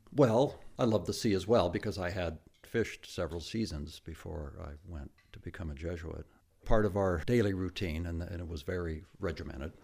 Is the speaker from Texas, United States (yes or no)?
no; Tacoma, Washington, United States; my hometown, Tacoma, Washington.